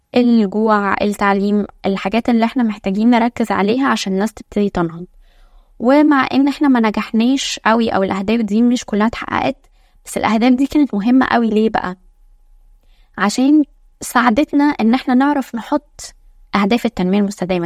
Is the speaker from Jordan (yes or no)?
no; Egypt; إحنا عندنا في مصر